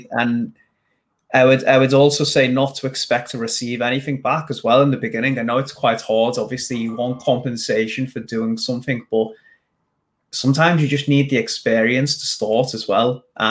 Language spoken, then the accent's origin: English; India; but main problem arises in getting cold clients, as I am from India.